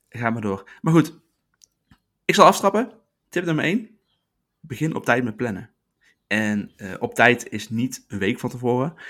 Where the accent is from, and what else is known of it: Netherlands